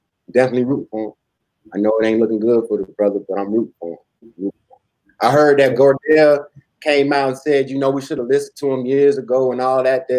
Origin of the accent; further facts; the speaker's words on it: Oklahoma, United States; born there; My people, I was born in Oklahoma. My people from Oklahoma, my people from the Midwest.